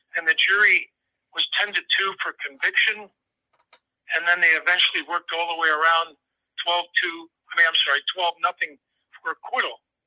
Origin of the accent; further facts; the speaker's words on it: San Francisco, California, United States; I grew up in San Francisco during the uh, the, the, late '40s, uh, '50s